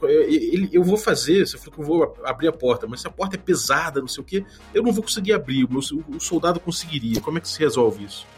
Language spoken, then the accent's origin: Portuguese; Rio de Janeiro, Brazil; como bom carioca